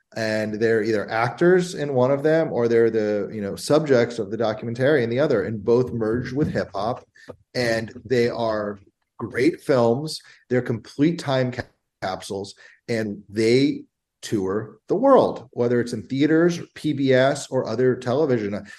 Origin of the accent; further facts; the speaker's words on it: Bethesda, Maryland, United States; I grew up in Bethesda, Maryland, right outside of DC in the early 90s.